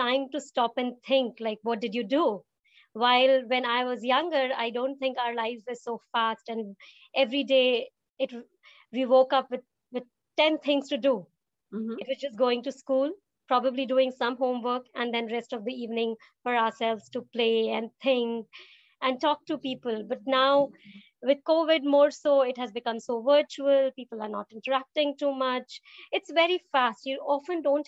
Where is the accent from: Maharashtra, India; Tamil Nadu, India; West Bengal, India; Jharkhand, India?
West Bengal, India; Siliguri; now in United States; I'm from Siliguri, so it's a small town based in foothills of Himalayas in India